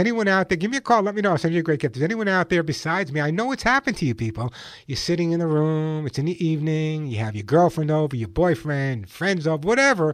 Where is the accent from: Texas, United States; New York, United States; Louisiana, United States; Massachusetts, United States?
New York, United States; Long Island; now in Santa Monica, United States; I grew up on Long Island, so I know what cold weather is all about